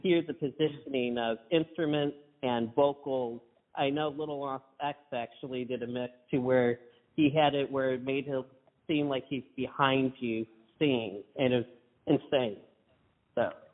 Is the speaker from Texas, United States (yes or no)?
no; Kimball, Michigan, United States; I'm exactly from Kimball